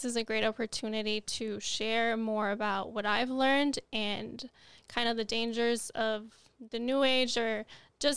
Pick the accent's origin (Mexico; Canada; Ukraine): Mexico; Nogales, Sonora; moved away; I was born in Nogales, Arizona, raised in Nogales, Sonora